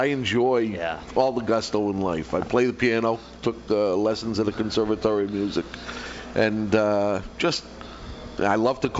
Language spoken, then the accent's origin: English; Revere, Massachusetts, United States; moved away as an adult; now in New Hampshire, United States; I grew up in Revere